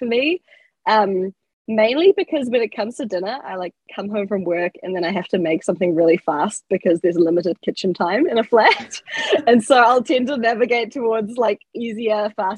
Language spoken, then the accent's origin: English; Whakatane, Bay of Plenty, New Zealand; moved away as an adult; now in Auckland, New Zealand; I'm originally from Whakatane, which is like a small town. So I had to move out at 18 to go to uni